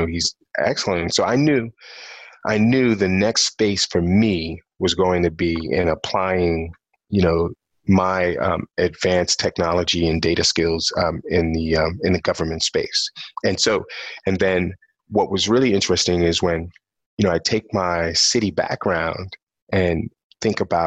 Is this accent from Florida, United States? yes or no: no; New York City, New York, United States; I'm actually born and raised in New York City. I'm from Brooklyn, New York